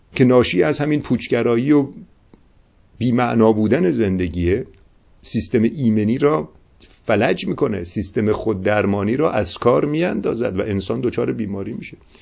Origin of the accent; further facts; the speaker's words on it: Iran; ما افتخار اینو داریم که با زبان فارسی اشعار سعدی اشعار حافظ و اشعار مولوی را درک میکنیم